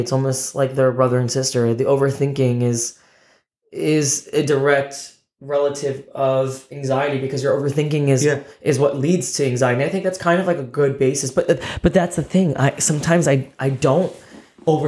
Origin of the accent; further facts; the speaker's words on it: New Jersey, United States; born and raised in Jersey in the USA